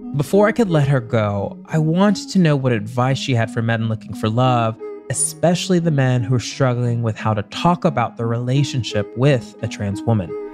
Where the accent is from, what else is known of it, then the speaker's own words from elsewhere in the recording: the South, United States; I'm also from the South